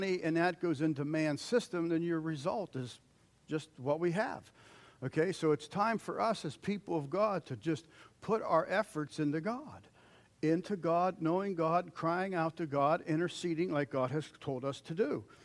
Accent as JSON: {"language": "English", "country": "United States", "said": "as American Christians"}